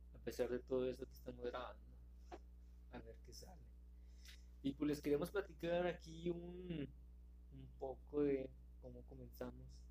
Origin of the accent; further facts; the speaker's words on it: Monterrey, Nuevo León, Mexico; nosotros somos de aquí de Monterrey